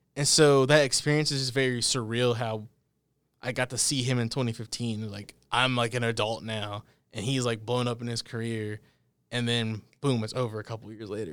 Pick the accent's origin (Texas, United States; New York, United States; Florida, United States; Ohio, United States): Texas, United States; Dallas; moved away; I'm from the Dallas area